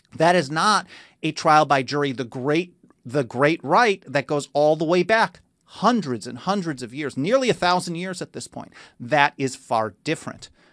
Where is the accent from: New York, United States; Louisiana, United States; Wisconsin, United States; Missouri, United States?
Wisconsin, United States; Milwaukee; moved away as an adult; now in Southern California, United States; I grew up in Milwaukee.